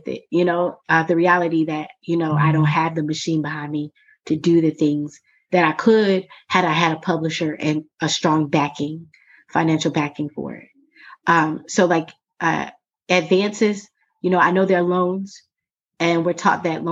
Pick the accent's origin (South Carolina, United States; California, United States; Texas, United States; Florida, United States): Florida, United States; Jacksonville; I grew up in Duval County